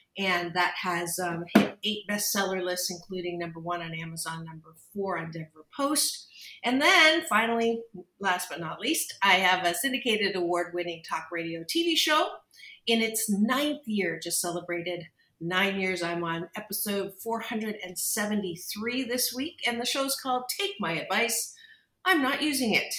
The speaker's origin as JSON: {"language": "English", "town": "Kitchener", "region": "Ontario", "country": "Canada", "tie": "born or raised there", "said": "I was born and raised in Canada in a very non diverse area. Uh, Kitchener, Waterloo, Ontario"}